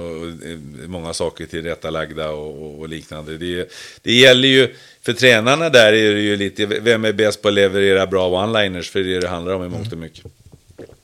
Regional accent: Sweden; vi svenskar

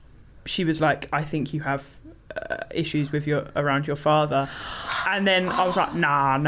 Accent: Kent, South East England, United Kingdom; born or raised there

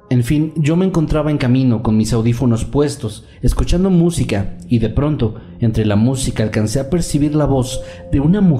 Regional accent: Guayaquil, Guayas, Ecuador; En la ciudad de Guayaquil, de donde soy originario, existe un sistema de transporte de autobuses llamado Metrovía

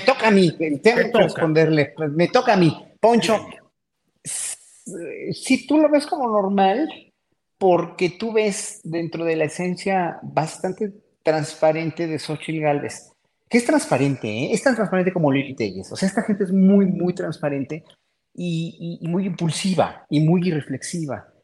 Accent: Mexico; como pueblo mexicano que somos

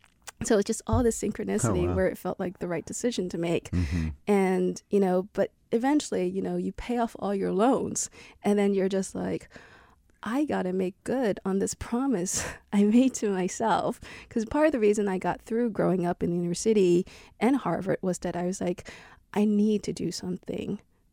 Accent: Ho Chi Minh City, Vietnam; born there; in my place where I was born in Vietnam, in Saigon.

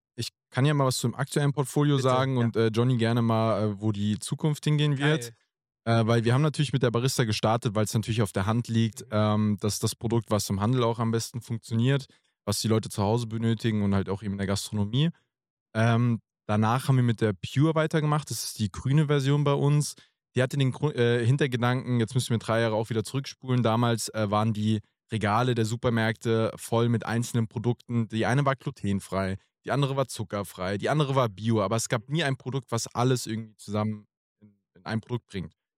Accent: near Frankfurt, Hesse, Germany; ich komme gebürtig auch äh, aus der Nähe von Frankfurt.

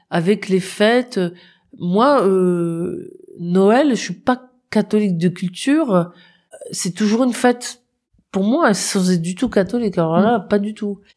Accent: Moselle, Grand Est, France; comme je viens de Moselle

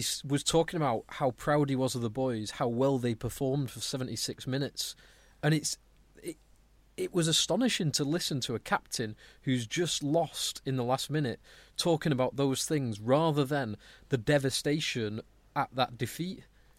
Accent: Wales, United Kingdom; Oh, it's interesting you get that perception as a Welshman, because I almost have the exact opposite.

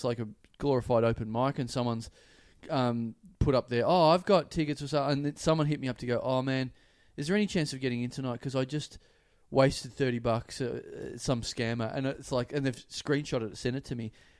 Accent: Perth, Western Australia, Australia; accent: Perth; my Perth accent.

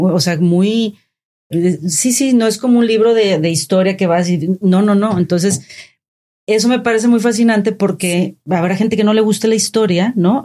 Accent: Tampico, Tamaulipas, Mexico; yo que soy de Tampico

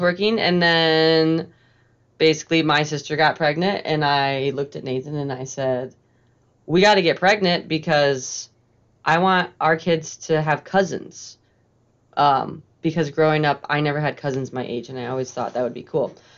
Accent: Lake Lansing, Michigan, United States; I grew up on Lake Lansing on a lake

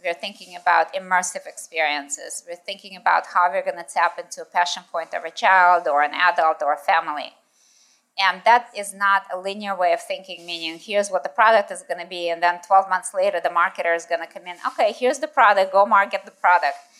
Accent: United States; moved away as an adult; also born or lived in Russia / United Kingdom / Japan / New York; lived in the States um, when I was in school and in high school and in university

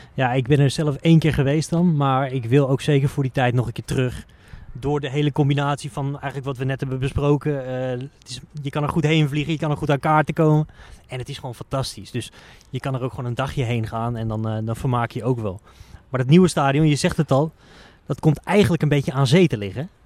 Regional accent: Netherlands; als Nederlander

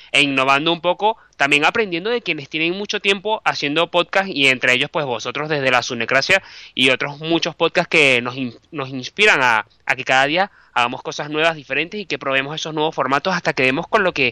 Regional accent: Venezuela; moved away as an adult; now in Madrid, Spain; yo soy periodista, soy venezolano. Por casualidad de la vida estudié un máster en Bilbao de la UPV. Luego, pues, volví a Caracas, trabajé en televisión y de repente volví a Madrid

